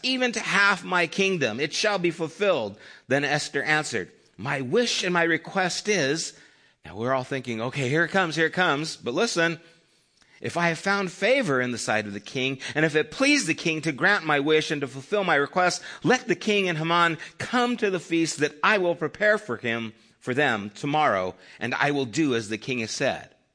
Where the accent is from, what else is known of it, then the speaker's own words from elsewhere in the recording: Flagstaff, Arizona, United States; I was born in Flagstaff, Arizona